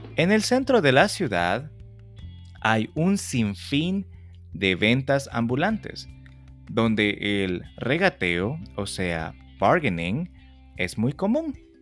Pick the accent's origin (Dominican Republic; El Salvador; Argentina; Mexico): El Salvador; tiene que ver con una tradición en mi país